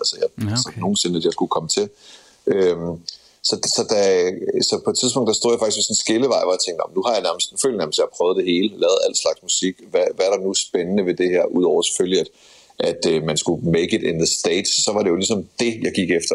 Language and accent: Danish; Skive, Central Denmark Region, Denmark; jeg voksede op i det mørke Jylland omkring Skive